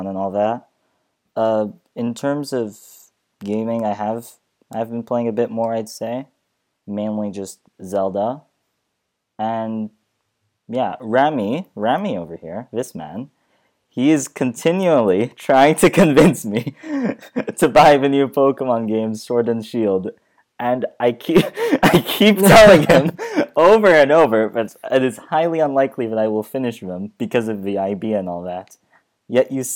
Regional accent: Saudi Arabia; first language Arabic; English is a second language; now in Vienna, Austria; go back to Saudi Arabia

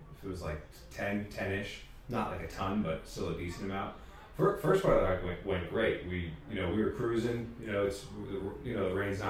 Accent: Nashua, New Hampshire, United States; Yeah, I'm from Nashua originally. Moved there when I was like 5.

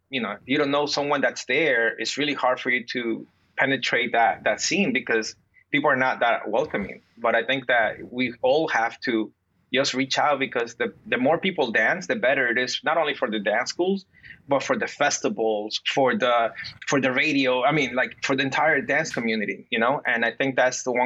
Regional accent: New Jersey, United States; moved away as an adult; also born or lived in Peru / New York; I grew up in Jersey, and then I moved to New York. But growing up in Jersey

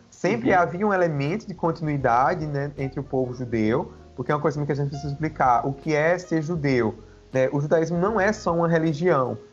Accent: Campina Grande, Paraíba, Brazil; now in João Pessoa, Brazil; eu sou de Campina Grande, Paraíba, atualmente eu moro em João Pessoa

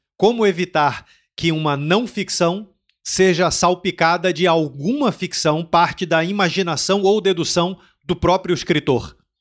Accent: Brazil; now in Portugal; eu senti como brasileiro, que eu, é muito curioso que eu senti quando eu cheguei aqui em Portugal

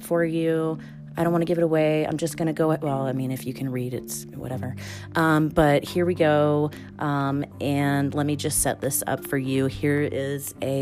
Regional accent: Georgetown, South Carolina, United States; my hometown. Listen, Georgetown's very small

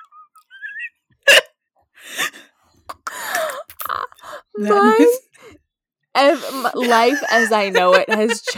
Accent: New York, United States; I grew up in New York

